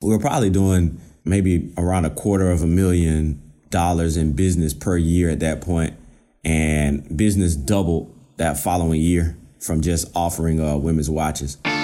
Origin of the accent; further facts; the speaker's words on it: Georgia, United States; moved away as an adult; now in Virginia, United States; I'm originally from Georgia